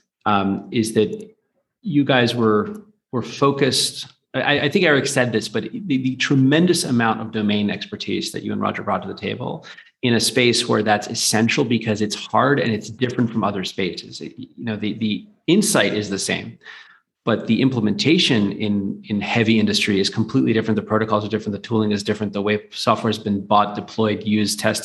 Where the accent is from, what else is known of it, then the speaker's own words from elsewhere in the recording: United States; now in London, United Kingdom; I'm American. I live in London.